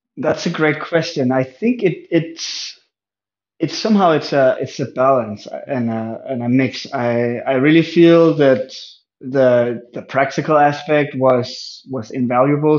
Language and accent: English; just outside Aarhus, Central Denmark Region, Denmark; I was born in 1990 in Denmark, uh, just outside of the second largest city called Aarhus